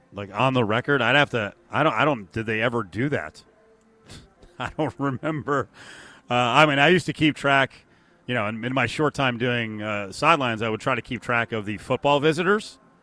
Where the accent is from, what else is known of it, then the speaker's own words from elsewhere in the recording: Northeast, United States; moved away; We are both from the Northeast.